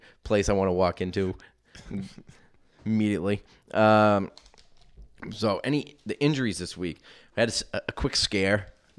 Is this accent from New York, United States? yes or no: no; Chicago, Illinois, United States; No, thank you. I'm from Chicago.